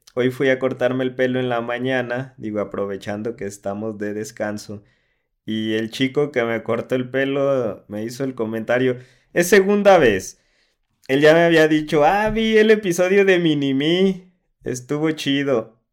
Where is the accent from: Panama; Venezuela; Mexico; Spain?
Mexico; Atotonilco el Alto, Jalisco; de donde hacen Don Julio 70.